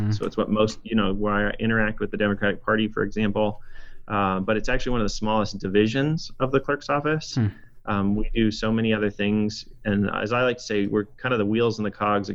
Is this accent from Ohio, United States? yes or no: no; Boise, Idaho, United States; also born or lived in Pocatello, Idaho / Washington (college); I was born in Pocatello, but grew up in Southeast Boise.